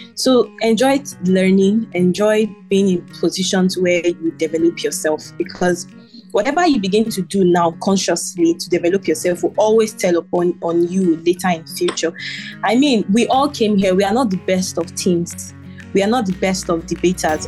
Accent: Nigeria

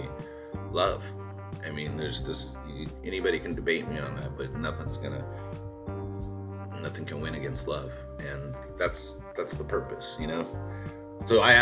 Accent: Southern California, United States; now in Austin, United States; I grew up Rams fam in Southern California with all my friends there

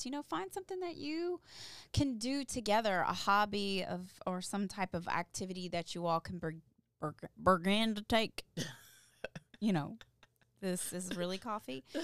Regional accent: Louisville, Kentucky, United States; I grew up in Louisville, Kentucky

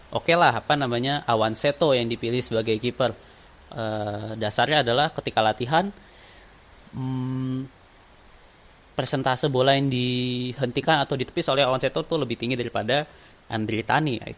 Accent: Jakarta, Indonesia; walaupun gue lahir dan besar di Jakarta gitu

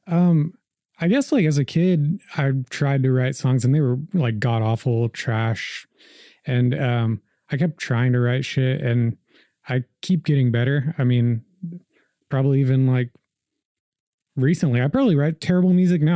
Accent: Slaughterville, Oklahoma, United States; also born or lived in Riverside, California; I was born in California, in Riverside, and, uh, I moved to Oklahoma when I was like seven, just like in the year two thousand. And, uh, I moved to Slaughterville, Oklahoma, out south of Noble

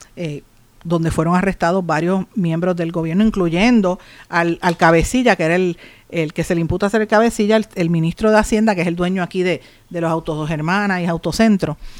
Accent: Puerto Rico; representando a nuestro país

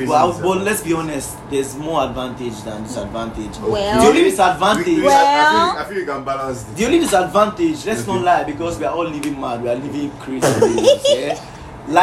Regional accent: Lagos, Nigeria; From when I grew up in Lagos actually.

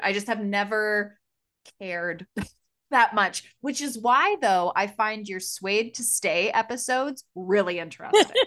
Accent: Canada near Toronto, Ontario, Canada; we come from Canada near Toronto

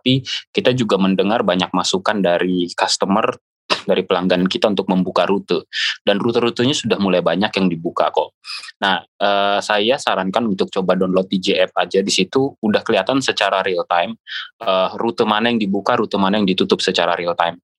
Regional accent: Depok, West Java, Indonesia; Uh, kebetulan saya lahir di Depok, orang Depok juga.

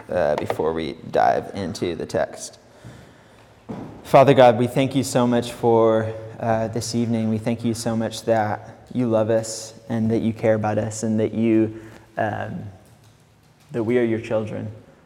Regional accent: Mexico; accent: California; moved away as an adult; also born or lived in England; I'm originally from England. I kind of have a California accent. I don't know why. I moved to Mexico when I was 8 years old. I grew up there most of my childhood, up until I was about 19. I moved back to England

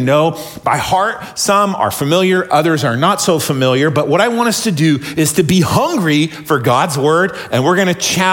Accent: McMinnville, Oregon, United States; I grew up in McMinnville

